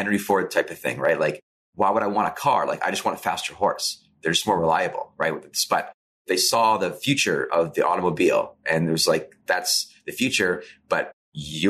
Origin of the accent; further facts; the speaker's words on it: Saskatchewan, Canada; because we're from Saskatchewan and because it's so small